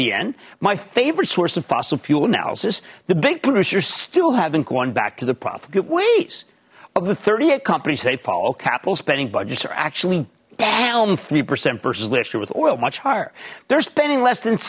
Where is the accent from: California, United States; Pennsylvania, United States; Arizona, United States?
Pennsylvania, United States; Philadelphia; now in New Jersey, United States; we're from Philly.